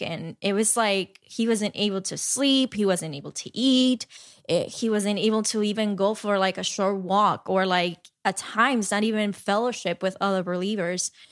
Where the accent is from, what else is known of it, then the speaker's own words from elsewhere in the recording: Dominican Republic; now in New York, United States; growing up in Dominican Republic